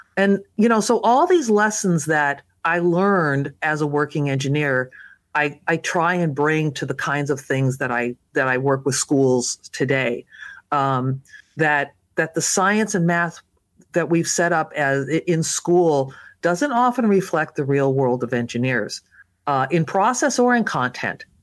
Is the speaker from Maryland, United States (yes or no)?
no; Los Angeles, California, United States; grew up in Southern California, and I, uh, was born in Los Angeles